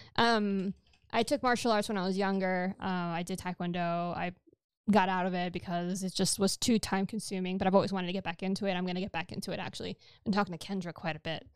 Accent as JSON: {"language": "English", "region": "New York", "country": "United States", "tie": "born or raised there", "first_language": "Spanish", "second_language": "English", "said": "I was born in New York"}